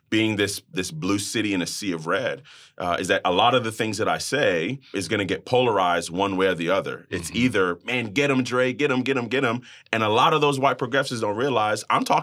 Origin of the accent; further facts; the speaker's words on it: Brooklyn, New York, United States; I am Jamaican American. My family's from the island of Jamaica, so my mom and dad were born and raised, and uh, I was born in Brooklyn, New York. Go Nets, go hmm.